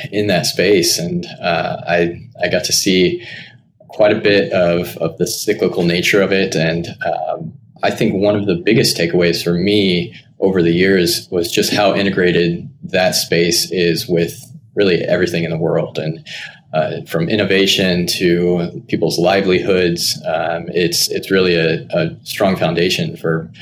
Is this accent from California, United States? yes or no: no; Wichita, Kansas, United States; I'm originally from Kansas, born and raised there pretty much all my life. Grew up with a small family unit, my parents and my sister there in Wichita